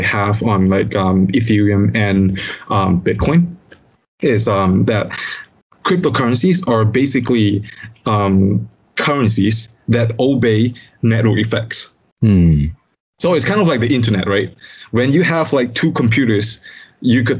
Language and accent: English; Malaysia; as a Malaysian